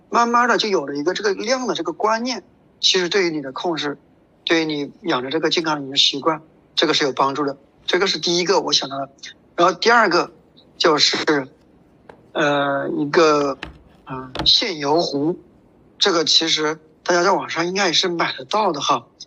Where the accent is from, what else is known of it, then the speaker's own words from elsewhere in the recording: China; 对于我们中国人来说，对于我们国人来说